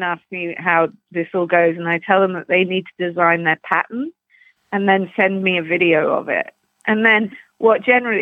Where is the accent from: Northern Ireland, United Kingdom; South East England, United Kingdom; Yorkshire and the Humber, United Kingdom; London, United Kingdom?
London, United Kingdom; now in Canada; I grew up in Putney, which is just on the outskirts, kind of southwest London, and near Surrey, which is a sort of horse country